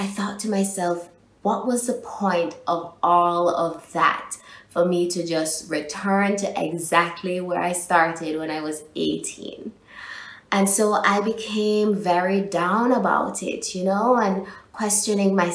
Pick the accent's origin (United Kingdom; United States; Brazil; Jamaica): Jamaica; also born or lived in Spain; this Jamaican girl from an island